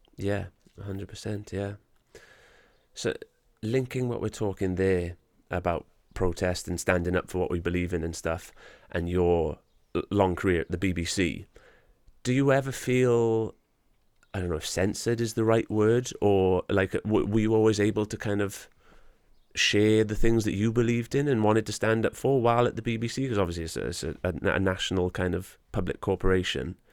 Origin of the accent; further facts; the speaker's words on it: Wales, United Kingdom; I'm a proud Welshman, I'm proud to be Welsh